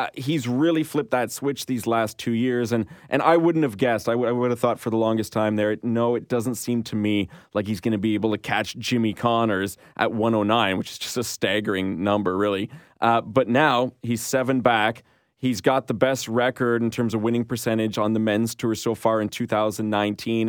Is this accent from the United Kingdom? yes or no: no; Canada; as a Canadian